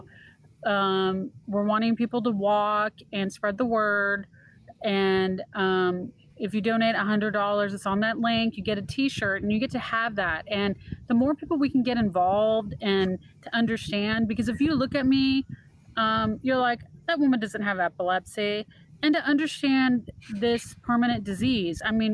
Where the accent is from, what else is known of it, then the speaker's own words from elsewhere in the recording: Texas, United States; I'm actually from Texas.